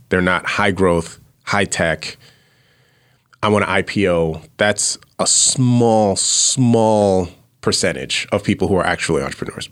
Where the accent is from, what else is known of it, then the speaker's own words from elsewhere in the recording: New York City, New York, United States; moved away; also born or lived in Austin, Texas; I grew up in, uh, Fla, Flatbush area, Brooklyn, New York